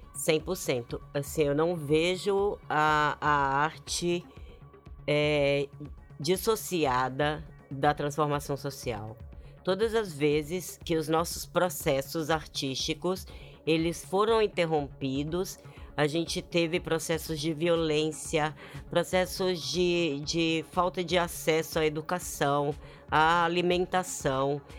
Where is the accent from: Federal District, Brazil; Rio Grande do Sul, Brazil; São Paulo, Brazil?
Federal District, Brazil; Brasília; moved away; eu também venho de Brasília e eu também venho dessa cena.